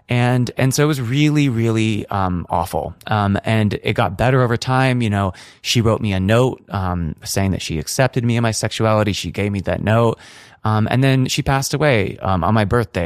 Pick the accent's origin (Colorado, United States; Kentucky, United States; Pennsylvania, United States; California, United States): California, United States; north of San Francisco; I grew up north of San Francisco